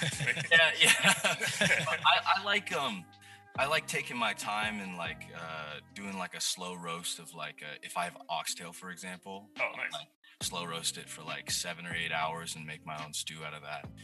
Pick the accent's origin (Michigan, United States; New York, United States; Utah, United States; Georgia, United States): New York, United States; because my dad, because I grew up in New York, but my dad was a Knicks fan